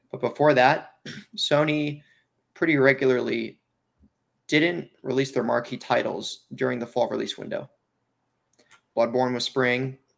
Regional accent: United Kingdom; I'm from Britain. We say wa-a.

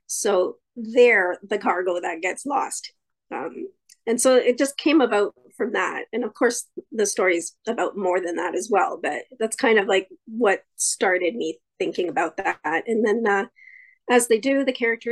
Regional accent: Canada; also born or lived in Santiago, Chile; live in Ontario, Canada, but I was born in Santiago, Chile. My family immigrated to Canada in 1976, so we've been here a while. We did go back for a little bit in the mid-80s, but mostly I've been raised in Canada

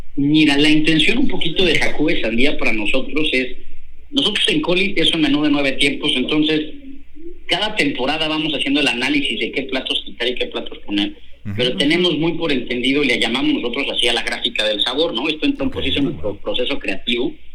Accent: Hidalgo, Mexico; also born or lived in Mexico City; now in Monterrey, Mexico; Yo nací en la Ciudad de México, ah, pero la mayor parte de mi infancia la viví en el estado de Hidalgo, en un rancho agrícola con mi papá

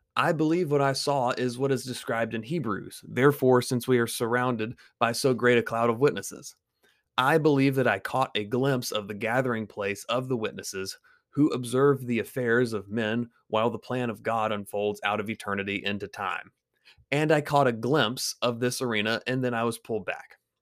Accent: Greenville, South Carolina, United States; my hometown of Greenville, South Carolina

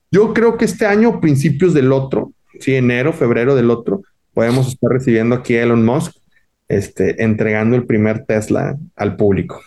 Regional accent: Monterrey, Nuevo León, Mexico; es un orgullo regio

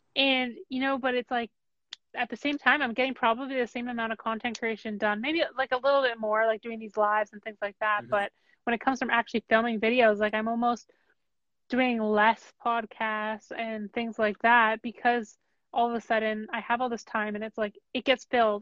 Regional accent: Canada; I'm from Canada

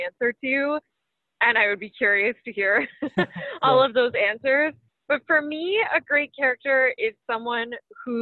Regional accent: London, Ontario, Canada; London, Ontario, which is my hometown.

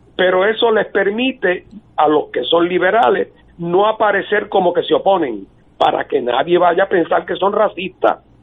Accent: Puerto Rico; Puerto Rico, que se trata de una nación distinta

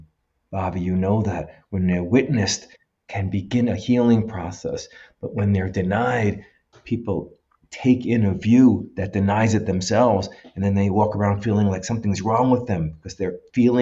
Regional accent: United States; I'm a white Jewish male from the United States.

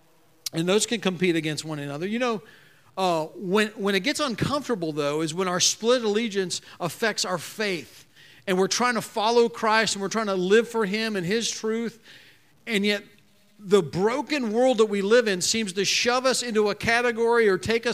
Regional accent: United States; I'm an American

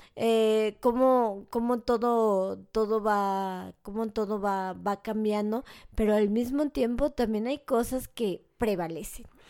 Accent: Mexico; soy mexicano

